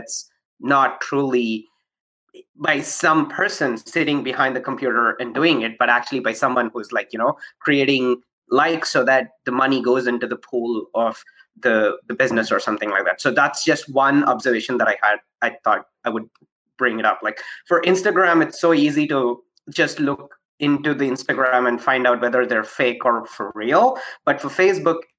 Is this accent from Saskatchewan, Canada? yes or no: no; Toronto, Ontario, Canada; I am from Toronto